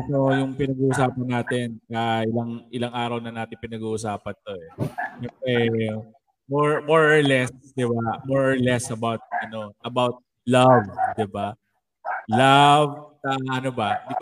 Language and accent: Tagalog; Las Piñas, Metro Manila, Philippines; moved away; well, taga Pilar ako dati, taga Las Piñas